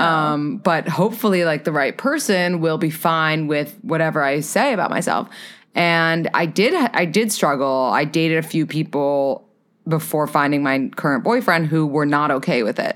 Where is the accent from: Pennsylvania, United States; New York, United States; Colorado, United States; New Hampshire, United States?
New York, United States; New York City; I am from New York City